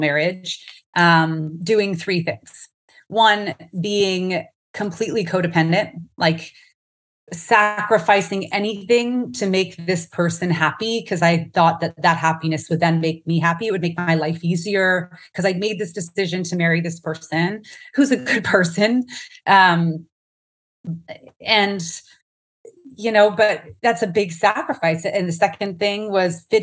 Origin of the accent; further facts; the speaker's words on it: Canada; now in Phoenix, United States; I am a Canadian, but also American now. I live in the US. In the Phoenix area, but Canada is my heart for sure.